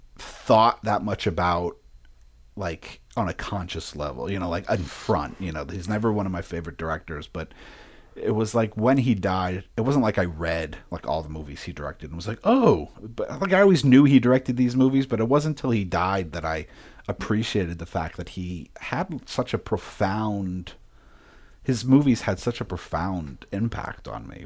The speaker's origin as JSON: {"language": "English", "town": "Philadelphia", "region": "Pennsylvania", "country": "United States", "tie": "born or raised there", "also_born_or_lived": "upstate New York", "moved": "yes", "said": "I grew up in Philadelphia, and then when my mom did remarry, we left Philadelphia"}